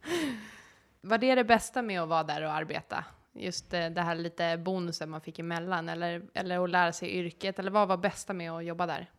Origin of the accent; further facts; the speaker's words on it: Sweden; jag är ändå svensk